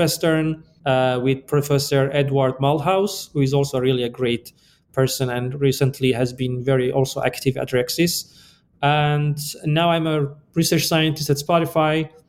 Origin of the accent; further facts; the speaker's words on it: Iran; moved away as an adult; also born or lived in Chicago, United States / Boulder, Colorado, United States; now in United States; I am originally from Iran, and I came to the US basically for my PhD